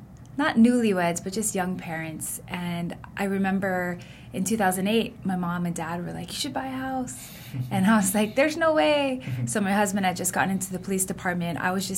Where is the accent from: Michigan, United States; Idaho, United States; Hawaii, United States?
Hawaii, United States; Honolulu; I was born in Kuku, raised in Hawaii Kai, went to Kamehameha schools.